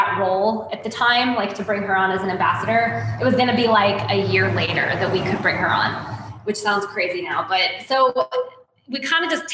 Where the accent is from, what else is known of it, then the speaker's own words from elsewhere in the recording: Portland, Oregon, United States; moved away as an adult; also born or lived in New York City; I'm originally from Portland, Oregon, from the West Coast. And I moved to New York City knowing two people in 2010